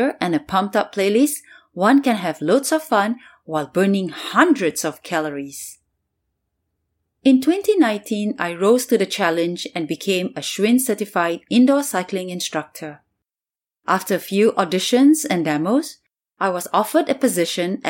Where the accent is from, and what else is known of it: Singapore; moved away as an adult; now in New York City, United States